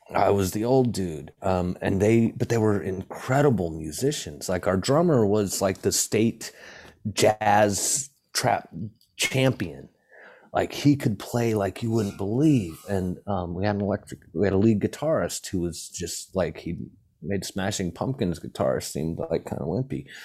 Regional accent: Hawaii, United States; growing up in Hawaii

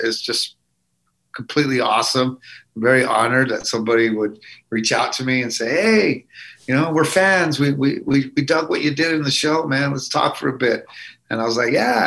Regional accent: Albuquerque, New Mexico, United States; accent: Chicano; I don't want to leave my hometown. I don't want to leave Albuquerque, New Mexico.

